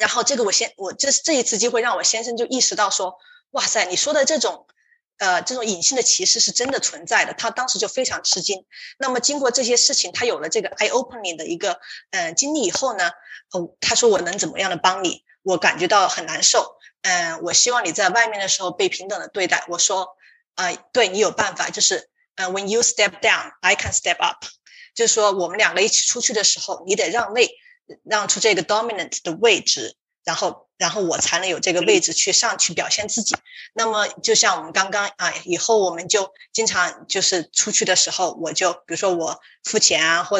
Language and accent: Chinese; Sichuan, China; moved away as an adult; now in United States; 让我想起了我们老家，就是呃老家四川的一个景色。